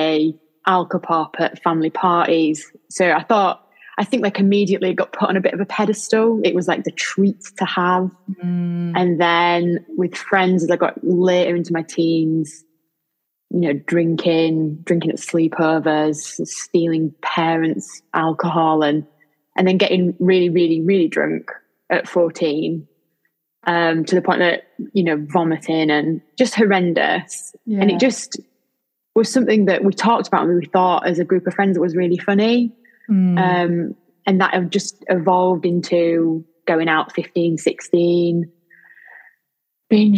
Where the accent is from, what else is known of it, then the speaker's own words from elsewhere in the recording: Lincoln, East Midlands, United Kingdom; from Lincoln